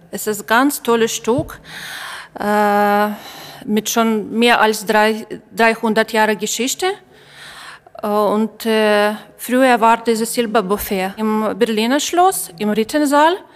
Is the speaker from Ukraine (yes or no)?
yes; Ukraine; ich komme aus der Ukraine.